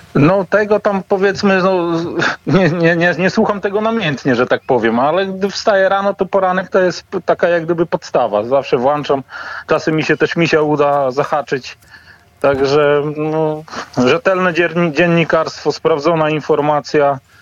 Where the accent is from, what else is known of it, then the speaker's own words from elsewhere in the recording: Lubichowo, Pomeranian Voivodeship, Poland; moved away as an adult; also born or lived in England; w te, te same strony, to jest Lubichowo, wieś na Kociewiu